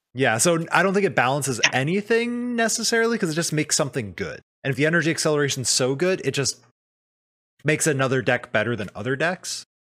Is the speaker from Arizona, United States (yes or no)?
yes; Arizona, United States; now in Seattle, United States; I grew up in Arizona and I moved up here